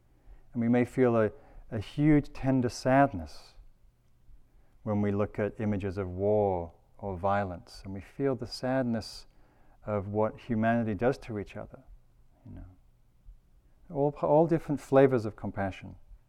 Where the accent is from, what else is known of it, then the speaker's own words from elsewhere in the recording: United Kingdom; There's all these great stories from where I come from Britain, during the Second World War